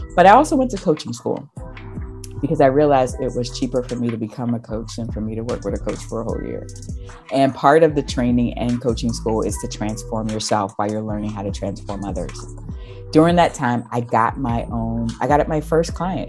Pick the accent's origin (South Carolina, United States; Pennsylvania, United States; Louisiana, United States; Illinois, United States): South Carolina, United States; I'm from South Carolina